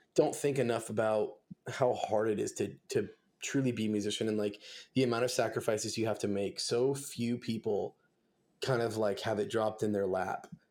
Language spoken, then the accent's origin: English; Simi Valley, California, United States; I grew up in Los Angeles, uh, I was kinda like, kinda active in that scene down there. I played in a couple bands, um, I'm from a town called Simi Valley.